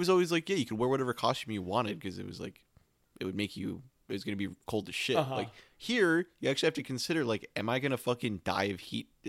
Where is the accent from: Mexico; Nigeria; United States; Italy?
United States; Michigan; moved away; When I was a kid and I lived in Michigan